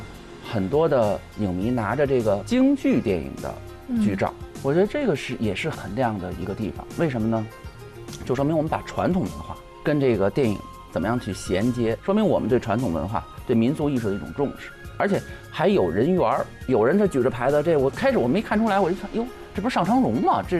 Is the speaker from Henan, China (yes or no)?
no; Beijing, China; 我本身是北京人